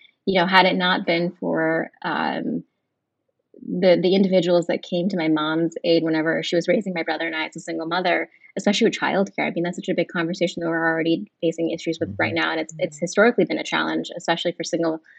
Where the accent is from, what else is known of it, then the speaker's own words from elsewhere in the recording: Monroeville, Pennsylvania, United States; also born or lived in Edgewood, Pennsylvania; I was born in the States and grew up in Monroeville